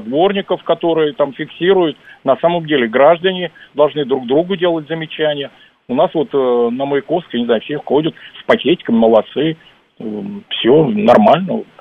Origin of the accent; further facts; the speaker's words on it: Moscow, Russia; мы любим москвичи свой город